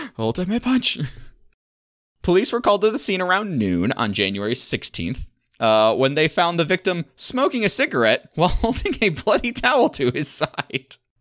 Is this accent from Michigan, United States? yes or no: yes; Michigan, United States; I'm from Michigan